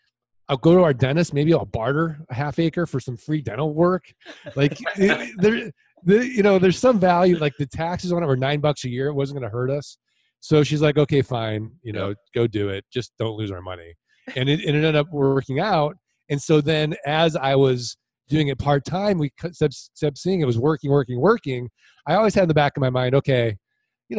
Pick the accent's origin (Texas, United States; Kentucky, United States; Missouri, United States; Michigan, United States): Missouri, United States; St. Louis; now in Arizona, United States; I'm originally from St. Louis, Missouri. I'm from the show me state.